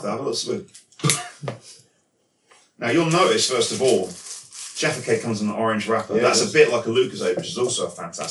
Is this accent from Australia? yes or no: no; London, United Kingdom; Or saying I'm from London when I'm clearly from London.